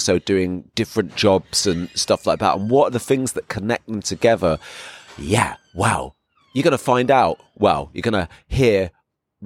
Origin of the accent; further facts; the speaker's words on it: England, United Kingdom; moved away as an adult; now in Berlin, Germany; I'm English. But I've been living here for about 6 years now